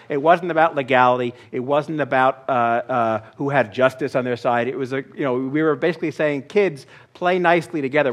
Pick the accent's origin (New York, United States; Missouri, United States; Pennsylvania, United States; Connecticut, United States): New York, United States; my hometown